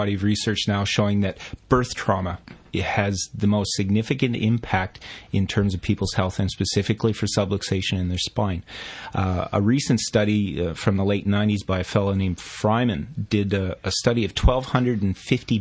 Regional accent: Canada; moved away as an adult; now in Australia; I studied it in my home country of Canada

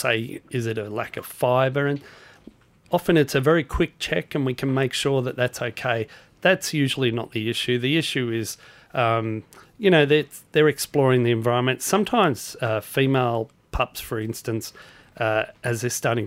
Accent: Queensland, Australia; moved away; I grew up in Queensland

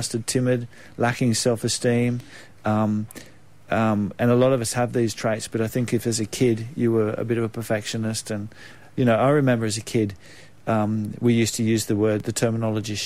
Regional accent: Australia; I came back to my hometown of where I grew up at the lake

